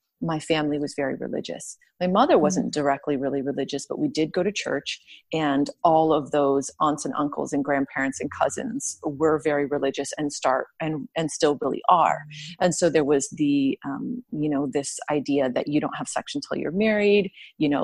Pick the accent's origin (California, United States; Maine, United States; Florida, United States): California, United States; Southern; I was raised in Southern California where it was warm